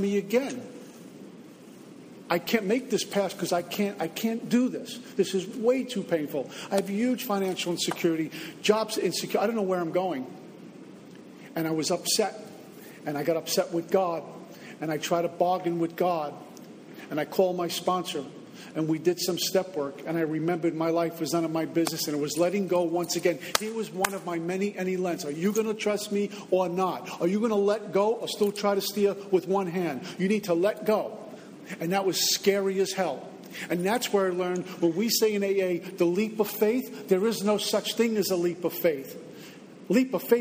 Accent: Northeast, United States; moved away as an adult; also born or lived in Texas / New Jersey; now in Florida, United States; I'm from the Northeast

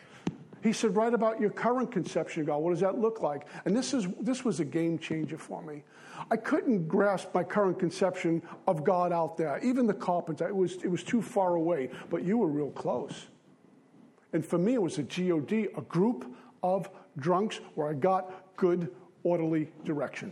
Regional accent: New York City, New York, United States; I grew up in Bensonhurst, Brooklyn

